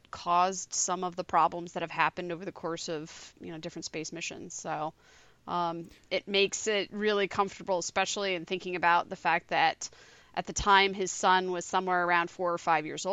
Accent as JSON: {"language": "English", "region": "Southern Michigan", "country": "United States", "tie": "born or raised there", "said": "I grew up in Southern Michigan"}